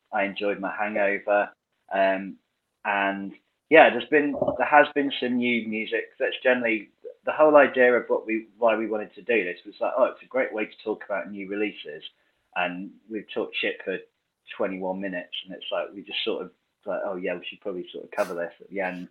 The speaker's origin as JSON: {"language": "English", "country": "United Kingdom", "said": "as a Brit"}